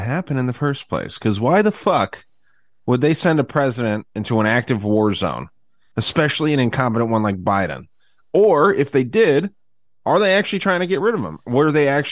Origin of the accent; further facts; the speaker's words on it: United States; I'm an American